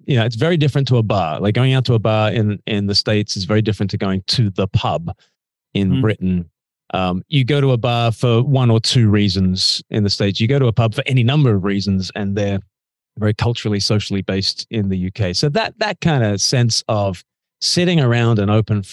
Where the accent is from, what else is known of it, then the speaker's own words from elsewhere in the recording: Canberra, Australian Capital Territory, Australia; moved away as an adult; also born or lived in Oxford; now in United Kingdom; I grew up in Canberra, which is quite close to the ski fields.